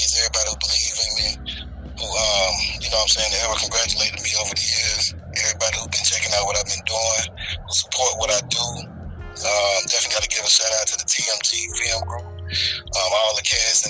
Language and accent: English; Clarksdale, Mississippi, United States; moved away; also born or lived in Memphis, Tennessee; I'm actually originally from Clarksdale, Mississippi. You know what I'm saying? What's up to the SIP? And I also grew up in Memphis